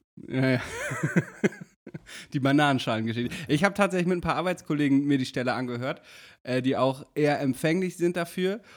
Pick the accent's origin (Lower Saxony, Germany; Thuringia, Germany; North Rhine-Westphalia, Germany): Lower Saxony, Germany; Damme; meinem Heimatort